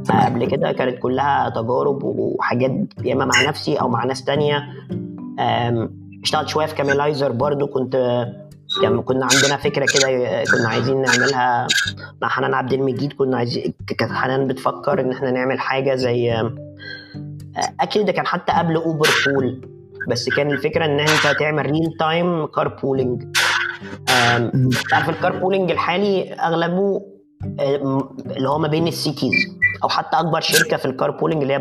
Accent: Egypt; احنا ما عندناش للاسف في مصر شركات انترنت عملاقه

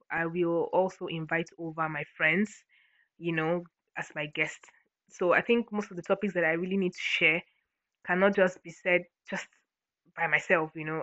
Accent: Akwa Ibom, Nigeria; I'm from Akwa Ibom, Nigeria, Akwa Ibom State.

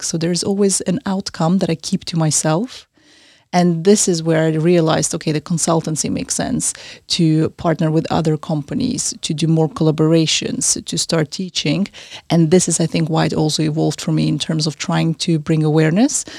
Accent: Austria; also born or lived in Central Asia; now in London, United Kingdom; I was born in Central Asia originally, I grew up in Austria

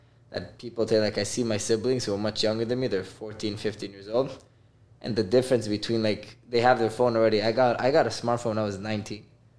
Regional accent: Miami, Florida, United States; also born or lived in Israel / Toronto, Canada; I grew up in Miami. I moved for a few years to Israel, and then I moved to Canada, Toronto. And then, Baruch Hashem, my family moved here mid-COVID to Miami

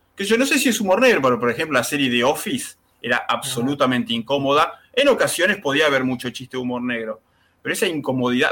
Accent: Mar del Plata, Buenos Aires Province, Argentina; nosotros somos el Mar de Plata

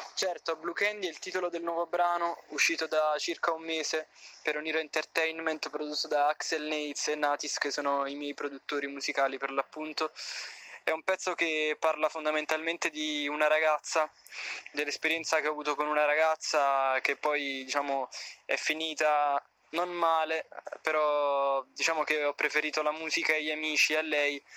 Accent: Avellino, Campania, Italy; sono originario di Avellino

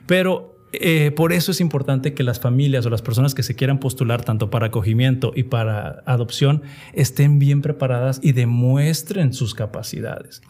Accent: Mexico; como sociedad mexicana, como adventistas o como cristianos

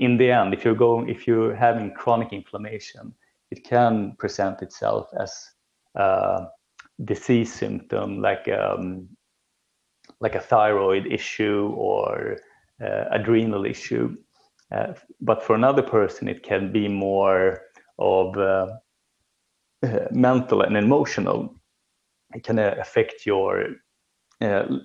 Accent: Sweden; growing up in Sweden

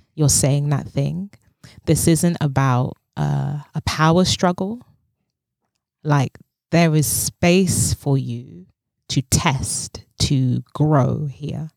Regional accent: London, United Kingdom; I speak as a black woman of West African descent who was born and raised in London

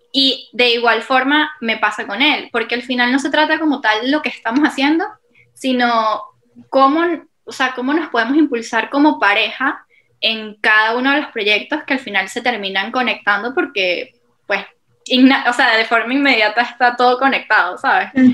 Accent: Venezuela; moved away as an adult; now in Portugal; yo desde muy pequeña soy voluntaria de Olimpiadas Especiales Venezuela

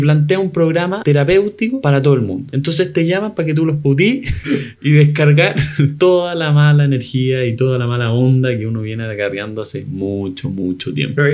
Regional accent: Chile; soy chileno, vivo en el tercer mundo

